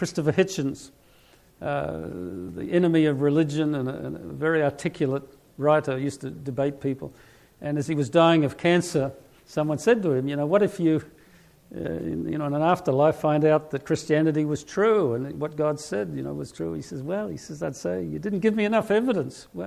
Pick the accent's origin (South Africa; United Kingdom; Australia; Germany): Australia; moved away; I'm from Australia